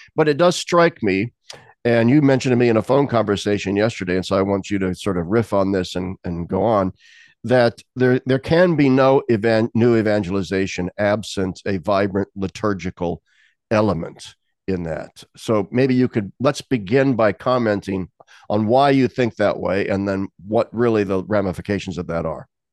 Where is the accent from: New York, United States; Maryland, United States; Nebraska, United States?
Nebraska, United States; Lincoln; moved away; the Diocese of Lincoln, Nebraska, my hometown.